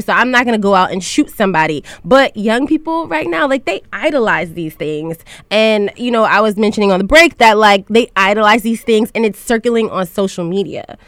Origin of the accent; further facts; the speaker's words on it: New York City, New York, United States; I am from Southeast Queens